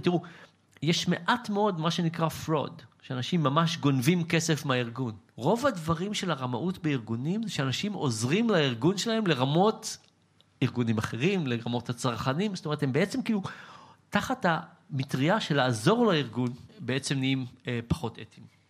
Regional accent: Israel; בתור ישראלי

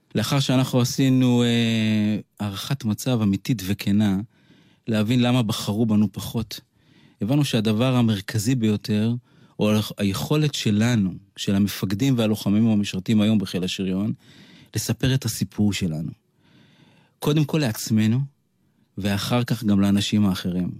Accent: Kiryat Yam, Haifa District, Israel; אני גדלתי בקריית ים את רוב אה, שנותיי, עד הגיוס

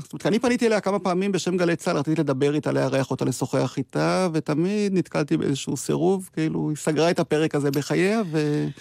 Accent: Degania Alef, Northern District, Israel; אני גדלתי בקיבוץ, דגניה א'

